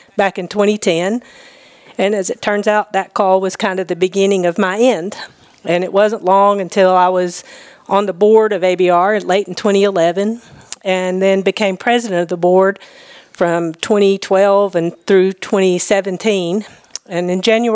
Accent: Loretto, Tennessee, United States; moved away as an adult; also born or lived in Nashville, Tennessee; I grew up in Tennessee, but in Middle Tennessee in Lawrence County down in Loretto

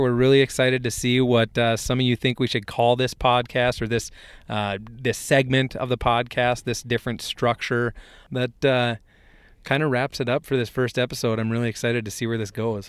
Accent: Hector, Minnesota, United States; I grew up in Hector, Minnesota

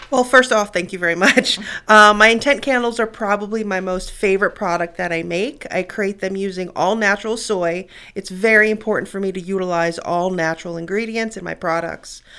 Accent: New York City, New York, United States; moved away; Growing up in New York City, I was exposed to a lot

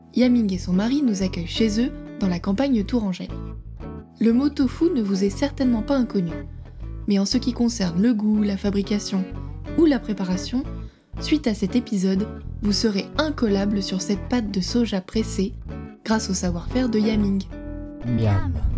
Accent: China; moved away as an adult; now in France; Je suis de Chine

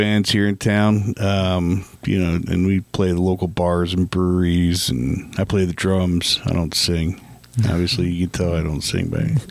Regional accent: Philadelphia, Pennsylvania, United States; now in Albuquerque, United States; I'm a transplant from Philadelphia. The birthplace of independence.

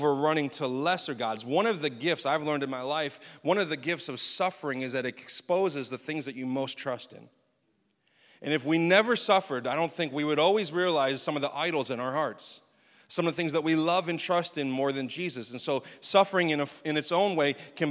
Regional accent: United States; as American Christians

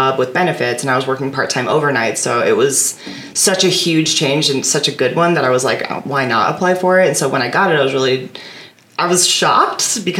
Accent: Fremont, Nebraska, United States; now in Omaha, United States; I am from Fremont

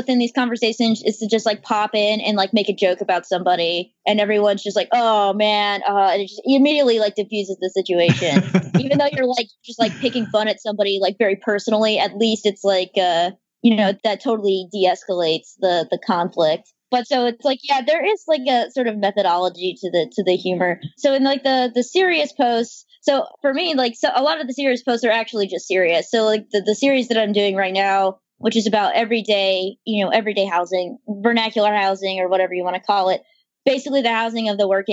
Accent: North Carolina, United States; accent: Southern; also born or lived in Texas; now in Baltimore, United States; I was born in Texas. I grew up in North Carolina.

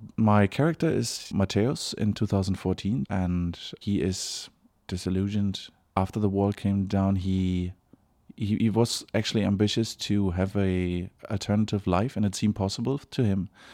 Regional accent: Berlin, Germany; English is a second language; moved away as an adult; now in Dublin, Ireland; I'm from Berlin originally. So, but I live in Dublin for about seven years

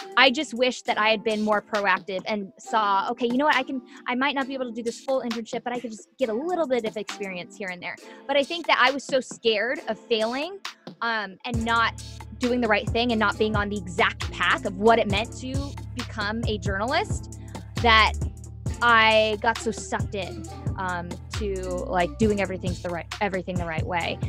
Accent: Orange County, California, United States; also born or lived in San Diego; I'm from Southern California. I grew up in Orange County all my life

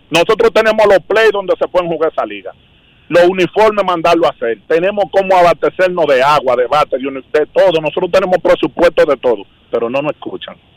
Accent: Santo Domingo, Distrito Nacional, Dominican Republic; now in Miami, United States; Yo nací en Capotillo, en la Francisco del Mercado Nuevo, y mi papá me crió

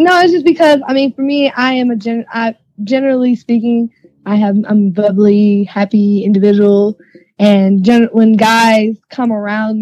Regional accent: Milwaukee, Wisconsin, United States; now in Florida, United States; I'm from Milwaukee

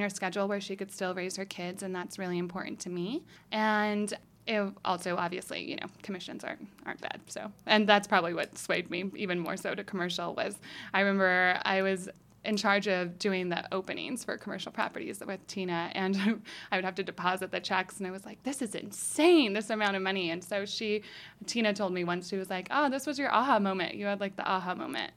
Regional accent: Boulder City, Nevada, United States; growing up in Boulder City.

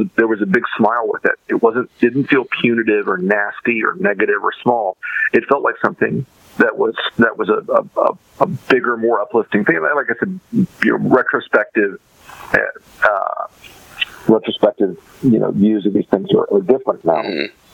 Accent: Florida, United States; also born or lived in Washington, D.C. / New York; I grew up in Florida

